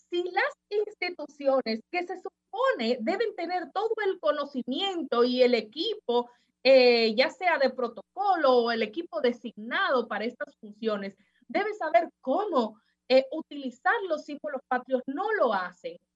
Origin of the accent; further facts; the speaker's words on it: Dominican Republic; Si nosotros como dominicanos, ya para finalizar, no amamos a República Dominicana